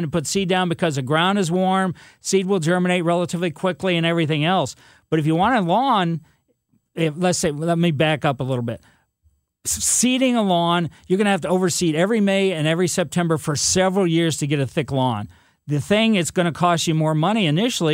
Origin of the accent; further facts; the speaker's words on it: Ellisville, Missouri, United States; Growing up in Ellisville, there was all kinds of ponds all over the place.